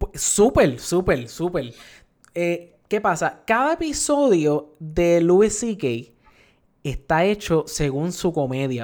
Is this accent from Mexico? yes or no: no; Puerto Rico; nosotros aquí en, en Puerto Rico